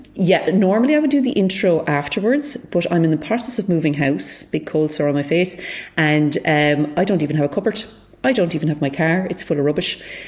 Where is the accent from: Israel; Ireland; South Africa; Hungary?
Ireland; Cork, Munster; farmers from Cork.